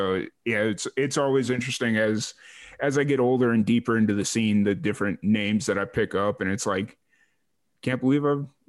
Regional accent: Chicago, Illinois, United States; accent: Midwestern; moved away; I'm from Chicago, dude.

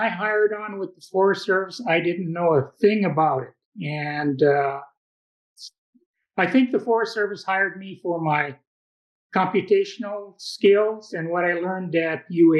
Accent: Ewa, Hawaii, United States; moved away as an adult; also born or lived in Waipahu, Hawaii / Honolulu, Hawaii / California; I was born and raised in Eva, went to elementary intermediate school there, high school in Waipahu, University of Hawaii, got my bachelor's and master's degree there, and I started my Forest Service career in Honolulu

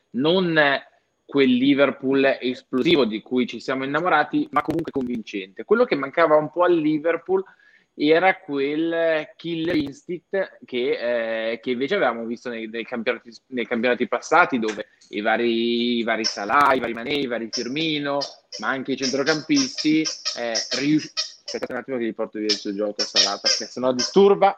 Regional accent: Switzerland; sono svizzero, vengo da un piccolo comune

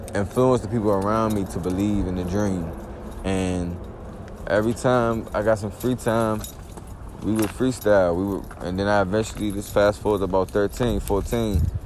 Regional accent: East Coast, United States; So I grew up on the East Coast

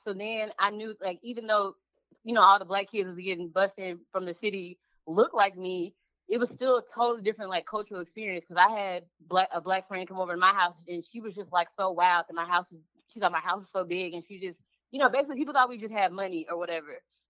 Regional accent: St. Louis, Missouri, United States; also born or lived in Eureka, Missouri; we came from the South Side, right? We was on the South Side till I was like 12.

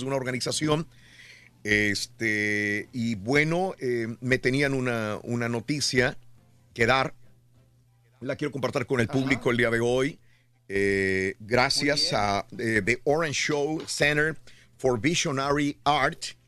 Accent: Mexico; now in Houston, United States; como latinoamericano, una persona que viene de México como un inmigrante

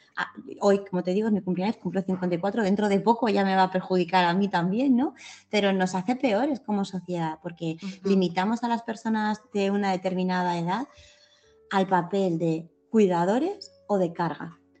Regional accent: Picassent, Valencian Community, Spain; Yo vivo en la misma calle donde nací, con las mismas personas

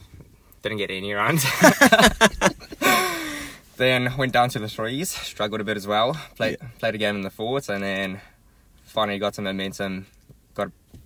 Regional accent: Durban, KwaZulu-Natal, South Africa; also born or lived in Johannesburg; So, I was born in Joburg.

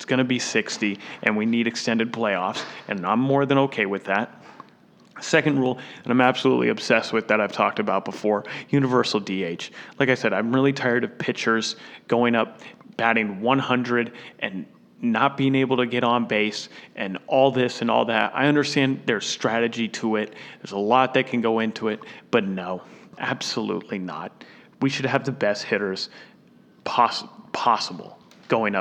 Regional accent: Florida, United States; my home state of Florida

